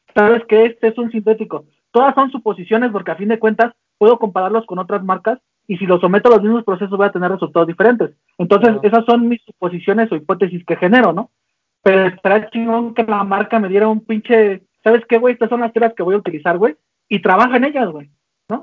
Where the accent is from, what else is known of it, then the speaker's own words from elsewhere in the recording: Tlalnepantla, State of Mexico, Mexico; also born or lived in Guadalajara; yo soy de Tanepantla, entonces todo ese barrio que yo traía